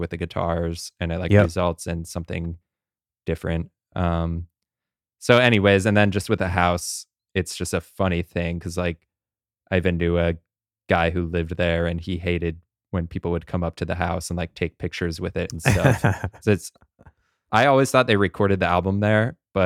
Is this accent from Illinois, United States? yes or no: yes; Champaign, Illinois, United States; my hometown of Champaign, Illinois